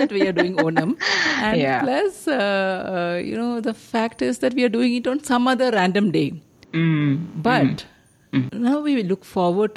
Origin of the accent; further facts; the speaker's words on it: Kerala, India; moved away as an adult; now in Bangalore, India; I grew up in Kerala.